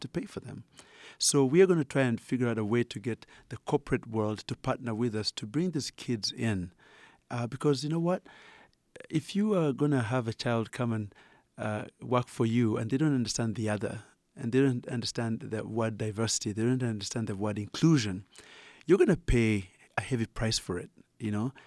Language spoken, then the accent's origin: English; Uganda; accent: Ugandan; moved away; as you can tell from my accent, I'm originally Ugandan.